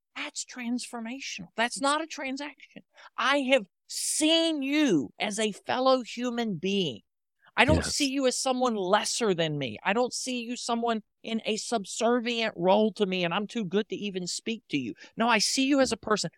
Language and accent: English; the South, United States; I grew up in the South and I was taught to say please and thank you as part of good manners.